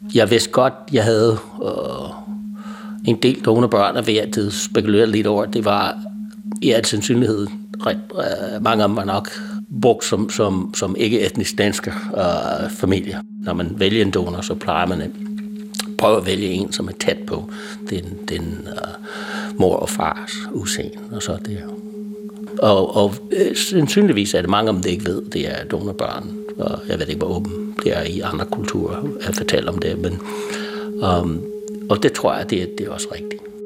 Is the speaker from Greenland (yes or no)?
no; United States; Danish is a second language; moved away as an adult; now in Denmark; jeg er amerikaner, kom til Danmark i halvfems og har været her mere eller mindre siden